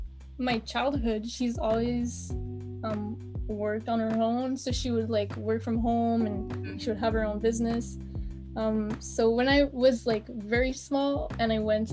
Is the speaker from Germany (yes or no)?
no; Quebec, Canada; first language French; English is a second language; So I live in Quebec. Which is in Canada. I don't like to say I'm Canadian. I like to say I'm a Quebecer